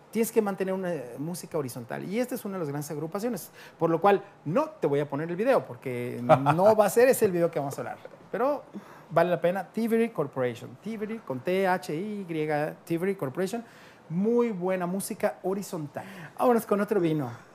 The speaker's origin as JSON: {"language": "Spanish", "country": "Mexico", "said": "tú llegas como mexicano"}